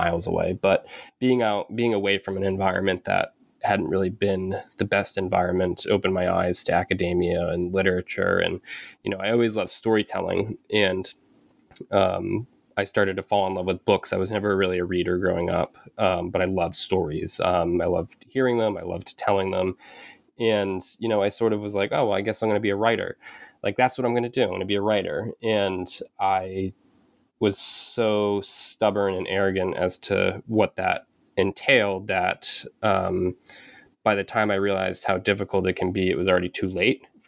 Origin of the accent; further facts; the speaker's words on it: Penobscot Indian Nation, Maine, United States; also born or lived in Bridgeport, Connecticut / New Hampshire; So I was born in Bridgeport, Connecticut, and I moved to Maine when I was about six with my mom. And I grew up on the Penobscot Indian Nation.